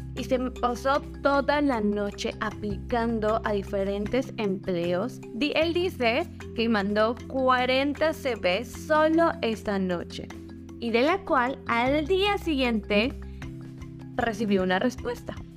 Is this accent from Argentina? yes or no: no; Mexico; moved away as an adult; now in British Columbia, Canada; como mexicanos